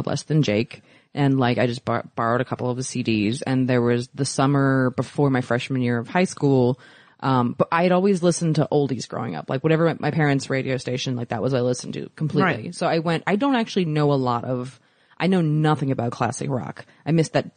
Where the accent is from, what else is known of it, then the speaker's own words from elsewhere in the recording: Maryland, United States; I grew up in Maryland.